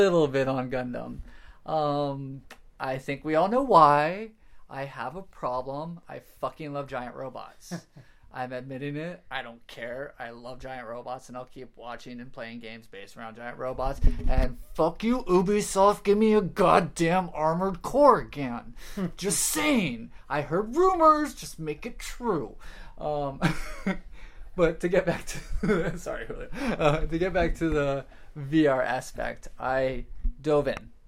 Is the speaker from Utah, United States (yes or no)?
no; Florida, United States; I'm from Florida